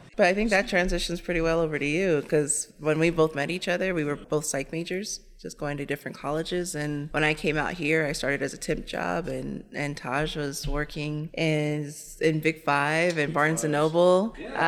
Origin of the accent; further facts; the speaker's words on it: Dallas, Texas, United States; now in Denver, United States; I was born at the Memorial Hospital that's now Gen- Denver General, and then after three months we moved to Dallas, Texas.